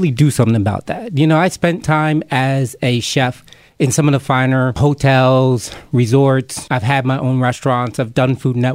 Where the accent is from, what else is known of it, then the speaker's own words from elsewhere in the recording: Camden, New Jersey, United States; also born or lived in Somers Point, New Jersey / Mays Landing, New Jersey / Philadelphia / Colorado; I remember being a kid growing up in Camden, New Jersey.